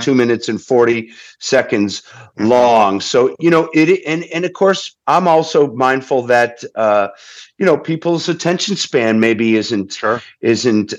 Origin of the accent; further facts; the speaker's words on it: Holyoke, Massachusetts, United States; my hometown of of Holyoke, Massachusetts, in Western Mass